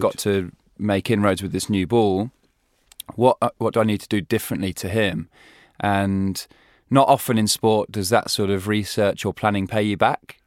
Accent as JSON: {"language": "English", "region": "England", "country": "United Kingdom", "said": "we as English"}